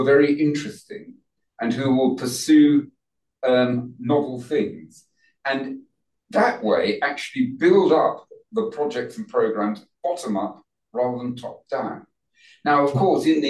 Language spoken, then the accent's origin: English; London, United Kingdom; I was brought up in Northwest London in Wembley.